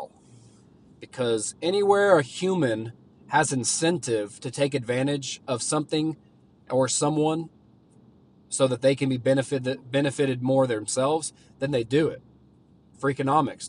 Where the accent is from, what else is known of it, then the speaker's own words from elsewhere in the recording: Oklahoma, United States; I'm from Oklahoma